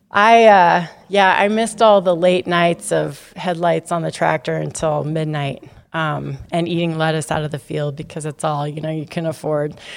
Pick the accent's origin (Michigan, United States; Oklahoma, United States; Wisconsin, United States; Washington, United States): Washington, United States; Sumner; we're both from Sumner.